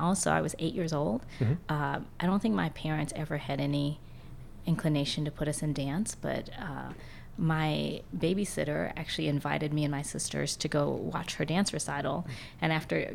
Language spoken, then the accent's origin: English; Jeffersonville, Indiana, United States; now in Louisville, United States; I grew up in Jeffersonville